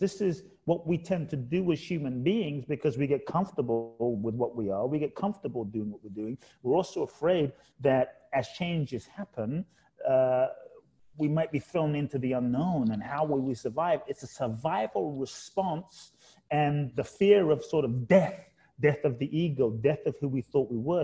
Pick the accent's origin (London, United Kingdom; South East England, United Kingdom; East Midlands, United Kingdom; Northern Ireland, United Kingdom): London, United Kingdom; born or raised there; moved away; also born or lived in Ghana